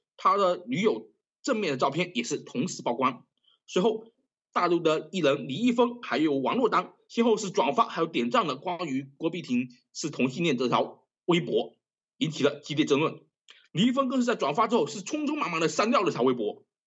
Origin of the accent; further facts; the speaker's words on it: China; 我们大陆人